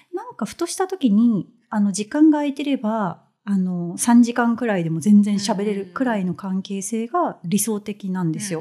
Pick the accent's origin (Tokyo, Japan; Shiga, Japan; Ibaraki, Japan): Tokyo, Japan; 共に中高6年 間女子校、うんうん、で東京生まれ東京育ち